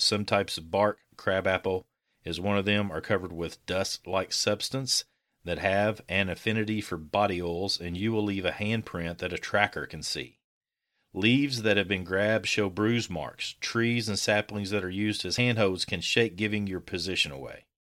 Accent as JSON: {"language": "English", "region": "Kentucky", "country": "United States", "said": "I'm from a different part of Kentucky"}